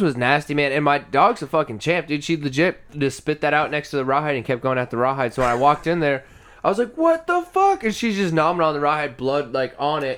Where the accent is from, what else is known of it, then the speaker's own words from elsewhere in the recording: Iowa, United States; now in Texas, United States; I'm from Iowa